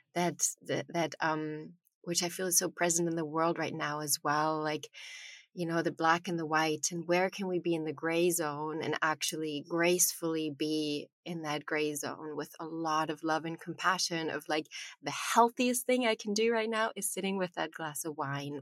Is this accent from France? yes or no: no; Germany; I was born in Germany